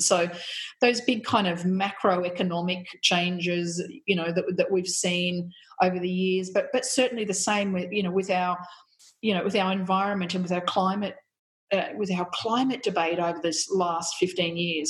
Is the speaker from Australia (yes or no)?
yes; country New South Wales, Australia; also born or lived in Canberra; now in Melbourne, Australia; I grew up in country New South Wales, and it was a very very white um, community eh, that I, I grew up